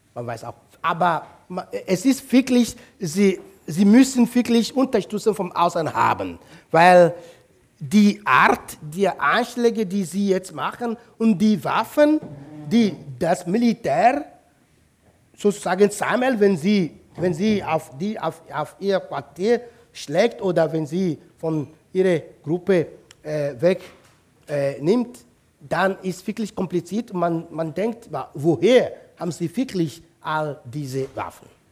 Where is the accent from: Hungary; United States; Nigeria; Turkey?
Nigeria; South East; German is a second language; moved away as an adult; Das ist meine Heimat, mein Heimatdorf